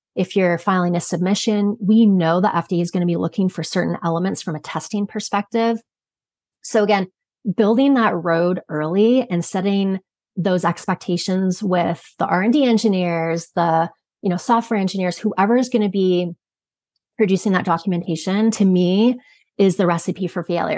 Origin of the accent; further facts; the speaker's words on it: Canada; moved away as an adult; also born or lived in Michigan, United States; I'm from Canada originally, and then went to pursue a Bachelor of Science when I was in Michigan.